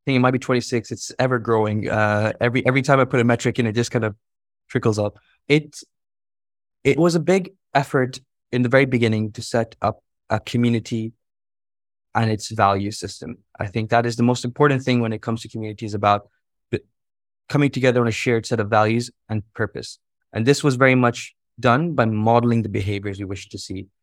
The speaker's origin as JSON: {"language": "English", "town": "Jeddah", "region": "Makkah Province", "country": "Saudi Arabia", "tie": "born or raised there", "said": "I'm dialing in from Jeddah, uh, and from a teenage bedroom"}